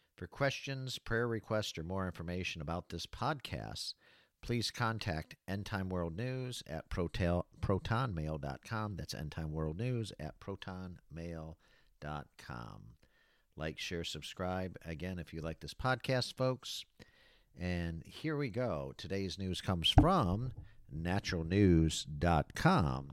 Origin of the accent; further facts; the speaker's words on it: Battle Creek, Michigan, United States; moved away as an adult; also born or lived in Florida; the city of Battle Creek, Michigan, uh, where I was born and raised